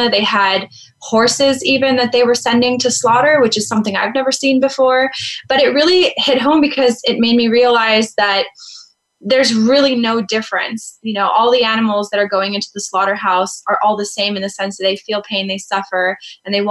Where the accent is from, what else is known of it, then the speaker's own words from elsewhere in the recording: Bay Area, California, United States; I'm from the Bay Area and we have a very strong presence of activists there